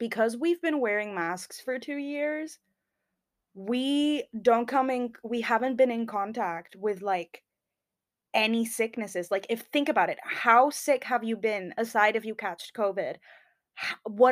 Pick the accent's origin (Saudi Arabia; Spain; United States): Spain; moved away as an adult; now in United Kingdom; I'm from Spain.